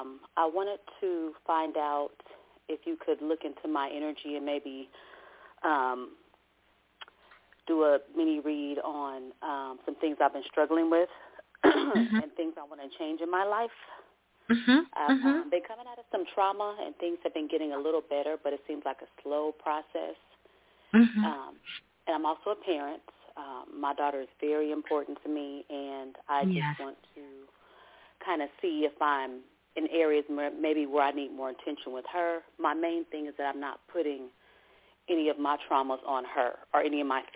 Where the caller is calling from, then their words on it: Oakland, California, United States; Greetings … I'm calling from Oakland, California.